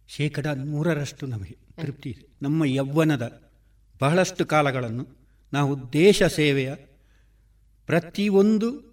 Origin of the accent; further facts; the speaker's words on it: Badiyadka, Kerala, India; ನಾನು ಸಾವಿರದ ಒಂಬೈನೂರ ಅರುವತ್ತು ಜನವರಿ ಹದಿನಾಲ್ಕು ಕಾಸರಗೋಡು ತಾಲೂಕು ಪೆರಡಾಲ ಗ್ರಾಮದ ಬದಿಯಡ್ಕದ ಅಣಿಲೆ ಬೆಣ್ಣೆಮನೆ ಎಂಬಲ್ಲಿ ಹಿರಿಯ ಪುತ್ರನಾಗಿ ಜನಿಸಿದೆ